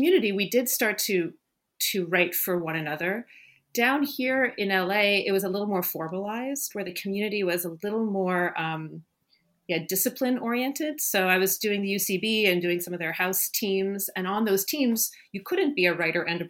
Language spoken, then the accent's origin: English; Ottawa, Ontario, Canada; moved away; I grew up in Ottawa, Canada